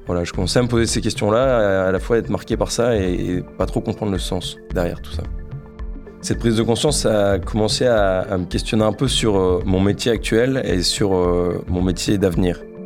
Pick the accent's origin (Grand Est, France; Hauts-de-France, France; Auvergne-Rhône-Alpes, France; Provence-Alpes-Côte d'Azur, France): Hauts-de-France, France; Lille; j'ai 26 ans, je suis originaire de Lille.